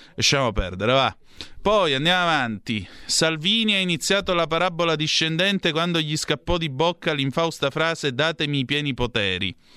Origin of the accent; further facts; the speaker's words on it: Vibo Valentia, Calabria, Italy; oggi c'è la Lega al mio paese, a Vibo Valencia